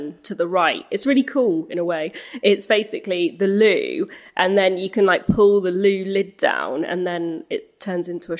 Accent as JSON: {"language": "English", "town": "Grimsby", "region": "Yorkshire and the Humber", "country": "United Kingdom", "said": "I'm from Grimsby"}